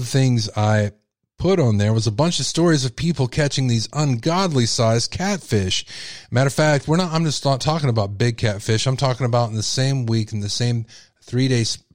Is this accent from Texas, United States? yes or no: yes; Texas, United States; I'm a Texan and we love our catfish. Okay. It's like a delicacy like you wouldn't believe here